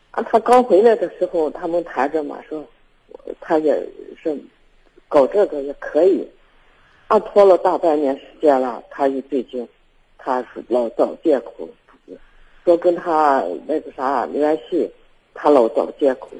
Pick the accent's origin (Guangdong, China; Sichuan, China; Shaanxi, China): Shaanxi, China; Baoji; 我是保级的嘛